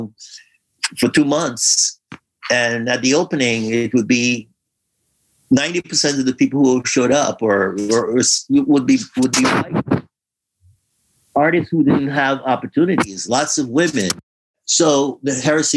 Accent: Guyana; also born or lived in Newark, New Jersey; now in United States; the cultural experience that we had growing up in Guyana

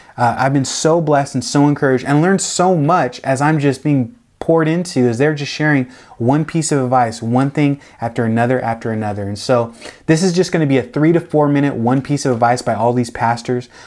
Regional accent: Tacoma, Washington, United States; moved away as an adult; also born or lived in Olympia, Washington; now in Delray Beach, United States; I was born and raised in Tacoma, um, that's outside of Seattle

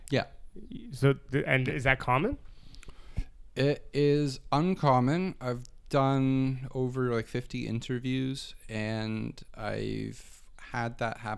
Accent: Arizona, United States; now in Toronto, Canada; growing up in Arizona

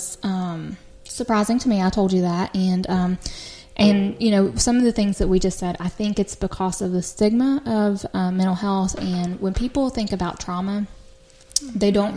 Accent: Logan, West Virginia, United States; have a friend who I grew up with in Logan

